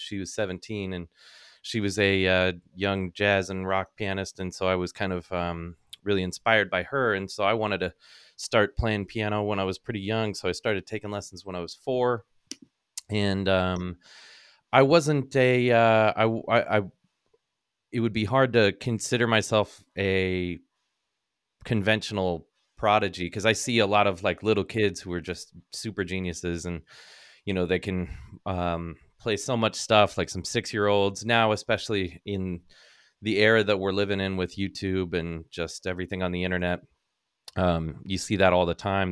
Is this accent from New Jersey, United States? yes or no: no; Northern California, United States; growing up in Northern California